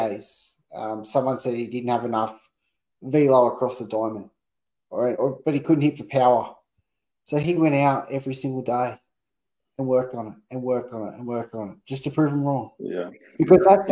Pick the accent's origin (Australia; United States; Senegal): Australia; being an Aussie